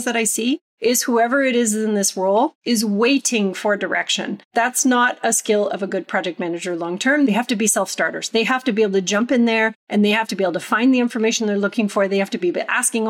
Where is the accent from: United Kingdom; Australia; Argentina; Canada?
Canada; moved away; also born or lived in United States; I returned to Canada after living in the US for a long period of time